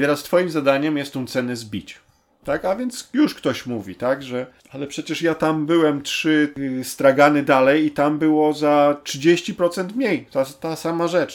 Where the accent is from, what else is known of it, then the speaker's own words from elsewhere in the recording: Poland; Ja wyrosłem y, w Polsce